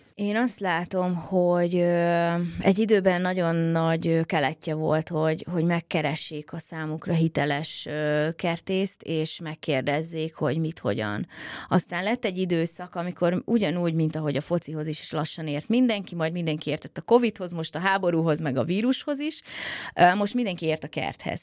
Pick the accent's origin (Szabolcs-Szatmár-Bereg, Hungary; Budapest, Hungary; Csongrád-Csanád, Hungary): Budapest, Hungary; mint én a nagypapám mellett, hogy, hogy már kiskorában is befőttes üvegbe fogta a pillangót a 16. kerületi árokparton, mert egyébként én is pestilány vagyok